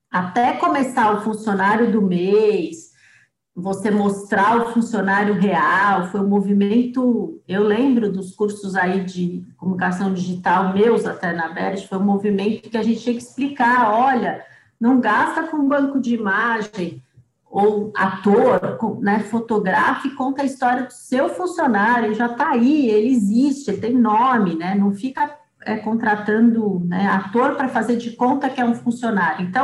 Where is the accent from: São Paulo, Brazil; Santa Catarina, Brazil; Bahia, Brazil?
São Paulo, Brazil; Piracicaba; accent: Piracicaba; Esse sotaque horroroso de Piracicaba, né? O porta. E eu acabei matando o sotaque, né? nem tenho mais